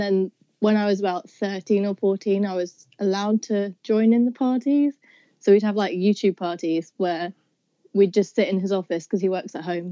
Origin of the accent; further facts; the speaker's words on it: South East England, United Kingdom; I'm from Southeast England kind of near London, but not near enough to say that I'm actually from London